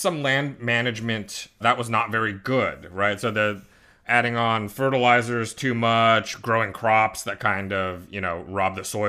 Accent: United States; I'm an American.

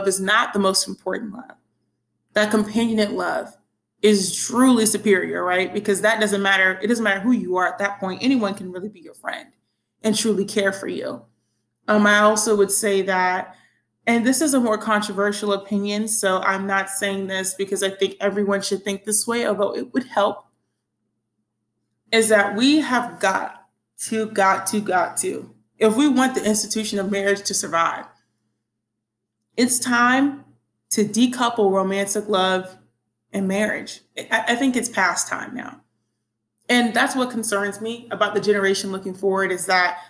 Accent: the Bible Belt, United States; growing up in the Bible Belt

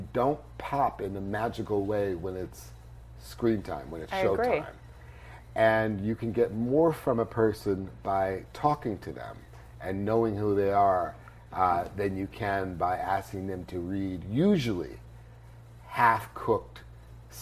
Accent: New York City, New York, United States; I grew up in New York

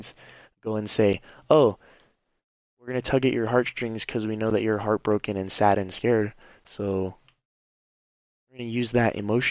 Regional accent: United States; moved away as an adult; now in Germany; Even though I'm not living in America right now, that's my home country

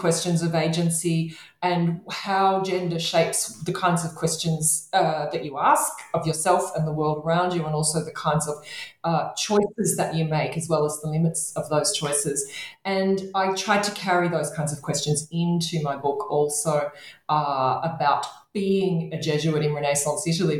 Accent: Australia; to bring myself geographically closer through my research project to my home country of Australia, if not to Australia

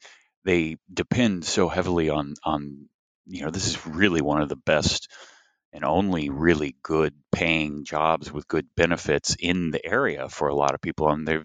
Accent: Tennessee, United States; it did help some that I'm from Tennessee and grew up in Tennessee.

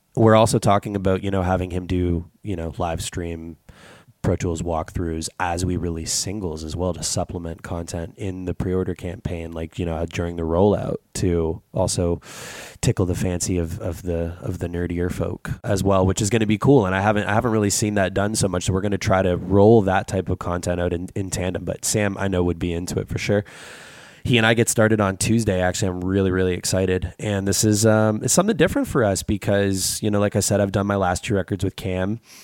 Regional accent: Canada; as a Canadian

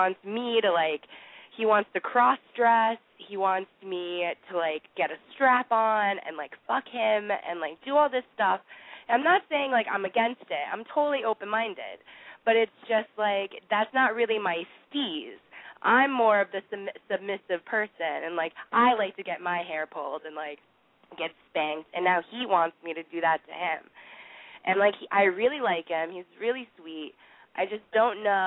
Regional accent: New York City, New York, United States; I'm 23. I'm from Manhattan.

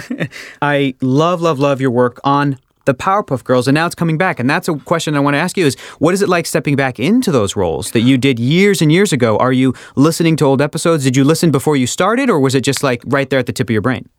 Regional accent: San Diego, California, United States; moved away as an adult; now in Los Angeles, United States; I grew up in San Diego.

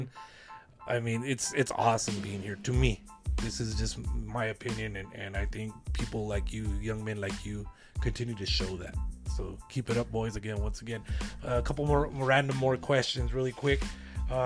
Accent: Lordsburg, New Mexico, United States; growing up in Lordsburg, New Mexico

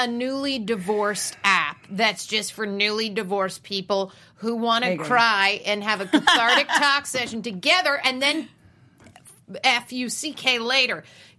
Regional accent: Las Vegas, Nevada, United States

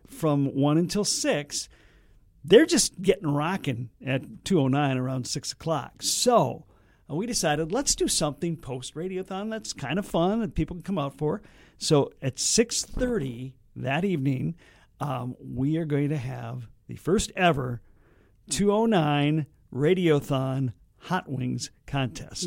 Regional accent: Red Lake Falls, Minnesota, United States; my hometown, Red Lake

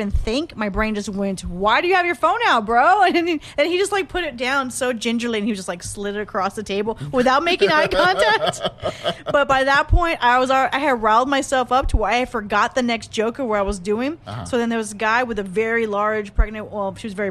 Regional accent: Corpus Christi, Texas, United States; moved away as an adult; now in San Antonio, United States; I'm from the great city of Corpus Christi.

